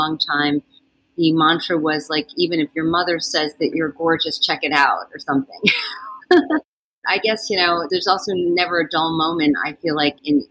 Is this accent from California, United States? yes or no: no; Westchester County, New York, United States; born, raised in Westchester County